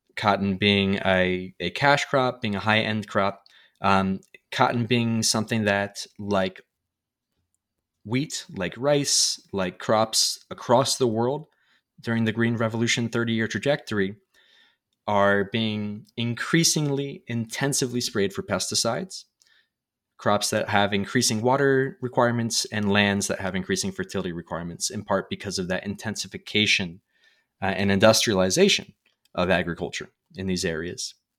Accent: United States; as an American

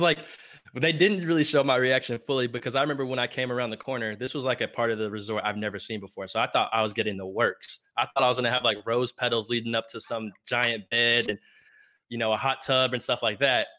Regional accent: Plano, Texas, United States; also born or lived in Lubbock, Texas; I'm from Plano, Texas

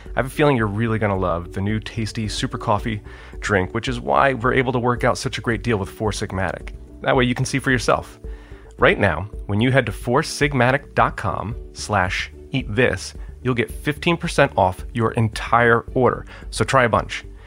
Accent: Connecticut, United States; my home state of Connecticut where I live right now

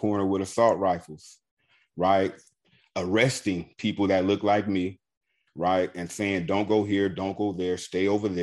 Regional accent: Los Angeles, California, United States; also born or lived in Junction City, Kansas; growing up in Los Angeles and, you know, as I said, exiting foster care and growing up on the streets

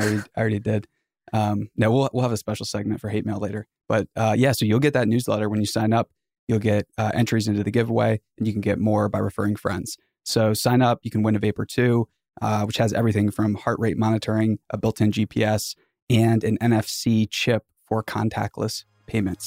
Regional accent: Boonsboro, Maryland, United States; A small town in Western Maryland called Boonesboro.

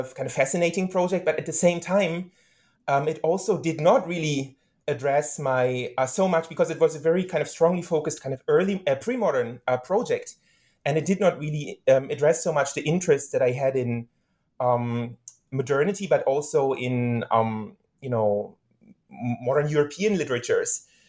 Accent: Berlin, Germany; I was born and raised in Berlin, Germany. So I'm a German citizen, to a German father and a Japanese mother.

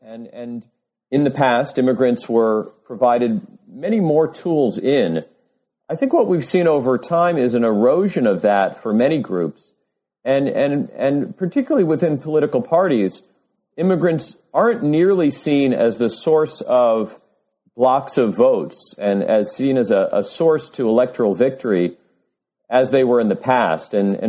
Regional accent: New York City, New York, United States; I grew up in New York City, but moved away for, a number of years for graduate school and then for my first academic job.

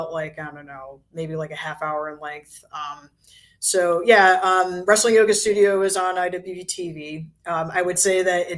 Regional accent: Connecticut, United States; moved away; I am from Connecticut and I live in Connecticut again

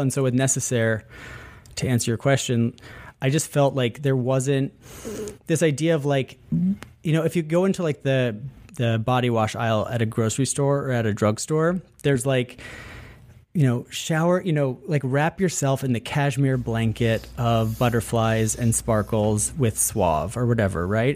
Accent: upstate New York, United States; born or raised there

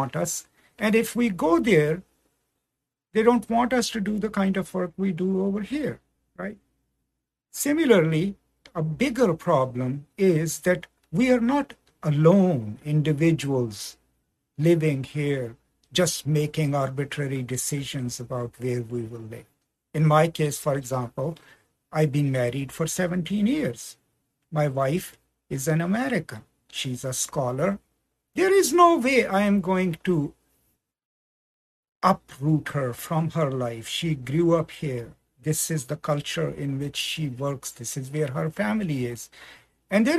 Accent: Pakistan; moved away; also born or lived in United States; I'm originally from Pakistan

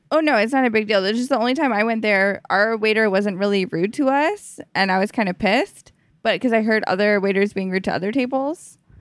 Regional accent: Canada

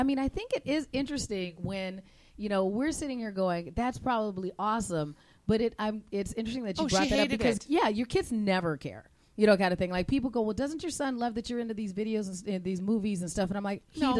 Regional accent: Arizona, United States; now in Minnesota, United States; Since I grew up in Arizona

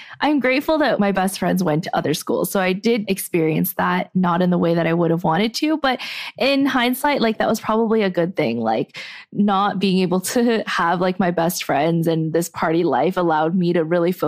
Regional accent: Arcadia, California, United States; Growing up in Arcadia

